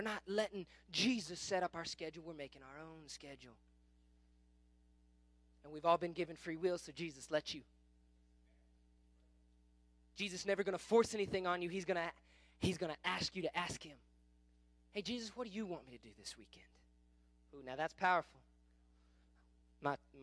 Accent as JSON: {"language": "English", "town": "Kingfisher", "region": "Oklahoma", "country": "United States", "tie": "born or raised there", "said": "I grew up in Kingfisher"}